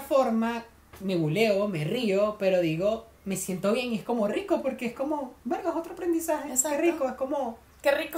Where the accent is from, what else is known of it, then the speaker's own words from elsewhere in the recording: Venezuela; now in Chile; nuestro grupo éramos todos venezolanos